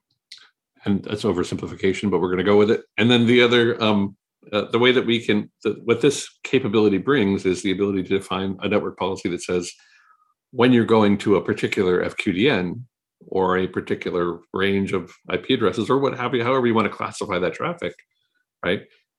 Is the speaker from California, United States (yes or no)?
no; Maui, Hawaii, United States; I grew up in Maui, Hawaii